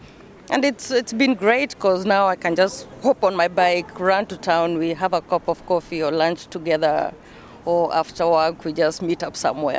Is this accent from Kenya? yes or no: yes; Embu, Embu County, Kenya; moved away as an adult; also born or lived in Utrecht, Netherlands / Amsterdam, Netherlands; now in The Hague, Netherlands; I was born and raised in Kenya, in Embu.